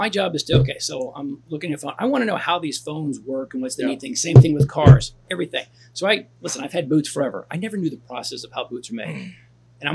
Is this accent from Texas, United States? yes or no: yes; Texas, United States; Yeah, growing up in Texas, you got to have boots.